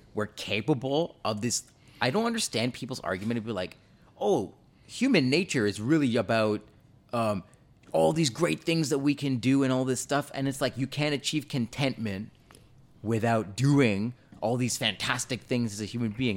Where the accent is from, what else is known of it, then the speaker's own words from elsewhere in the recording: Canada; I was born here in Canada, but my parents are both Jamaican